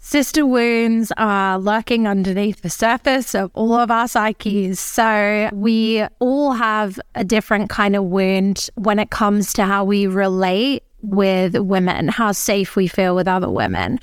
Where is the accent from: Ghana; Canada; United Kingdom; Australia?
Australia; now in Mallorca, Spain; I am an Australian. I live in Mallorca